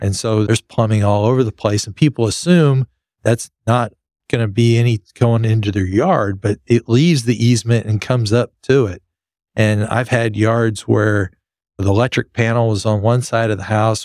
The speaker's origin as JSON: {"language": "English", "town": "Lubbock", "region": "Texas", "country": "United States", "tie": "born or raised there", "said": "I grew up in West Texas in Lubbock where there were minimal trees"}